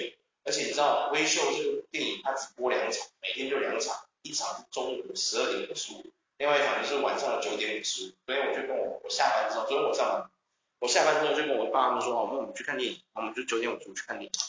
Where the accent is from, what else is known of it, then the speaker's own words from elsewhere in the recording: Taiwan; 就是说哦，我们台湾人太爽，太爽，真的太爽。